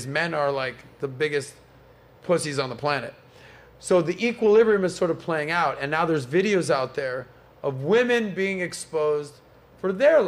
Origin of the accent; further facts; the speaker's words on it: Miami, Florida, United States; I'm from Miami